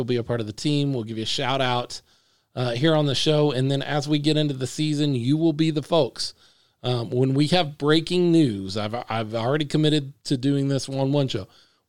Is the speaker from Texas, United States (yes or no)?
yes; Dallas–Fort Worth Metroplex, Texas, United States; I'm from the Metroplex.